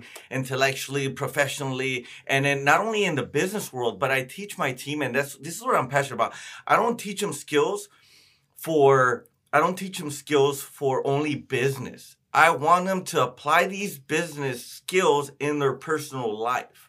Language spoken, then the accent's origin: English; Oxnard, California, United States; I grew up in Oxnard